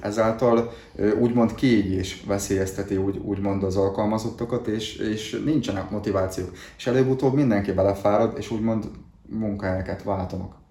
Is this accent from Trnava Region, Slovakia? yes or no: yes; Dunajská Streda area, Trnava Region, Slovakia; felvidéki lakos, Dunaszerdál környékéről származok